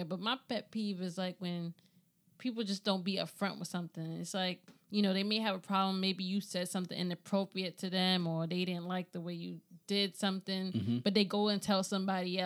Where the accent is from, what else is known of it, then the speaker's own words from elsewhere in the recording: New York City, New York, United States; I was raised on the South Bronx a little bit